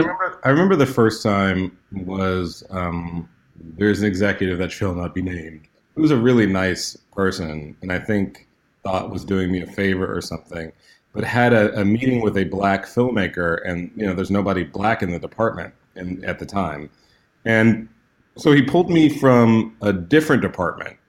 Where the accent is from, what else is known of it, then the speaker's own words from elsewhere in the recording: Houston, Texas, United States; I grew up in Houston, Texas